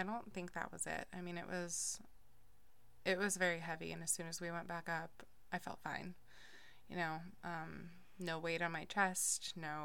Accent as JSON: {"language": "English", "town": "Portland", "region": "Oregon", "country": "United States", "said": "I'm from the Portland area"}